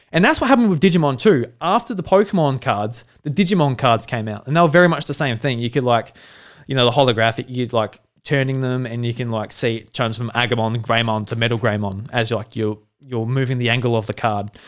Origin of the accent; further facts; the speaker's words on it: South Australia, Australia; I'm a farmer from South Australia. I grew up on a farm